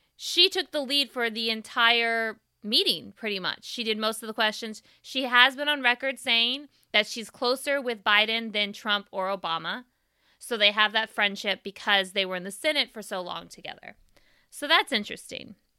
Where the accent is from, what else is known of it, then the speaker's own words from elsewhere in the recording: the Bay Area, California, United States; growing up in the Bay Area